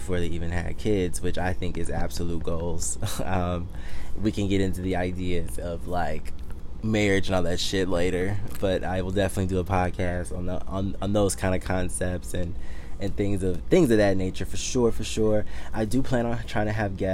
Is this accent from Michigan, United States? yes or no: yes; Detroit, Michigan, United States; also born or lived in Miami / Washington, D.C. / Harlem, New York; now in New York, United States; I'm originally from Detroit, Michigan. So that's born and raised.